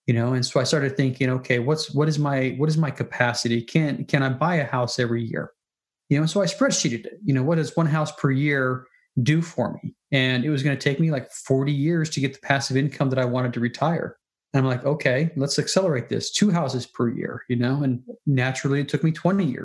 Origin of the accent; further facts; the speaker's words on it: Salt Lake City, Utah, United States; moved away as an adult; also born or lived in Minnesota / North Carolina; I was born and raised in Salt Lake City